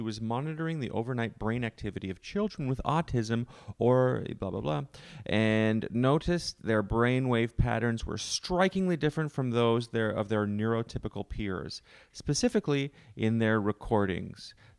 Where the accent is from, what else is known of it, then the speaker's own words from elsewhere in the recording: Canada; I'm from Canada.